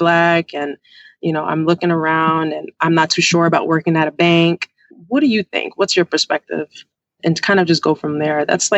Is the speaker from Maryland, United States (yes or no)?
no; New York, United States; now in Washington, United States; Like I said, I live in D.C. I am from New York. I go there quite often.